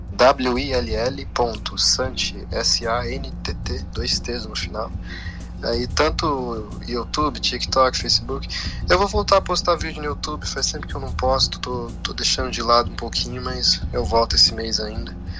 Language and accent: Portuguese; São Paulo, Brazil; nasci e fui criado em São Paulo, né? Eu tô aqui desde então